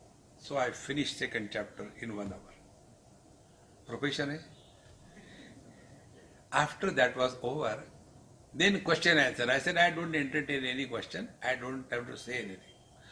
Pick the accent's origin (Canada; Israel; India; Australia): India; Maharashtra; English is a second language; don't underestimate me. I am from Maharashtra. In Maharashtra, everything is Maha.